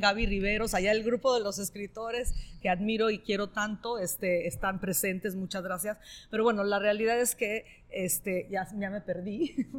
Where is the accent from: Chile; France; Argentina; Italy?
Italy; northern Italy; Spanish is a second language; now in Mexico; soy norteña de Italia, de la parte norte de Italia